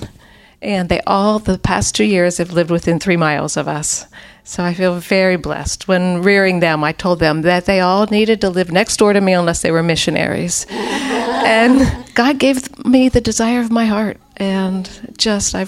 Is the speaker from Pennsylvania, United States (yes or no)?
yes; Pennsylvania, United States; now in Georgia, United States; I grew up in Pennsylvania, but we moved here in 1977, so I feel like a Southerner